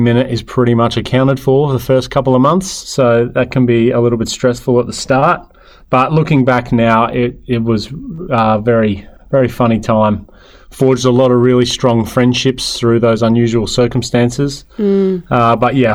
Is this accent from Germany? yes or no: no; Perth, Western Australia, Australia; I grew up on the West Coast in Perth, spent all my schooling years over there